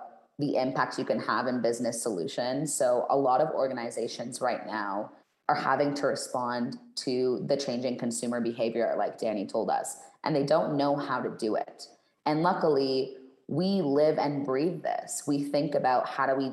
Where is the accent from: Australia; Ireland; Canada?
Canada; moved away as an adult; now in Mexico; I'm Canadian